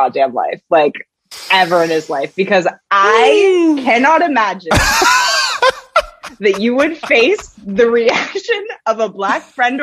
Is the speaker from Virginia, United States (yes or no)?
no; Portland, Oregon, United States; I grew up not on the farm. I grew up in Portland